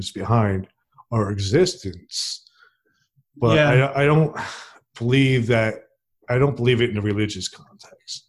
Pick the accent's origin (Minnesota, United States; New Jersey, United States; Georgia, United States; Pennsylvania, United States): New Jersey, United States; moved away as an adult; also born or lived in Princeton, New Jersey; now in Alabama, United States; I never lived anywhere else except New Jersey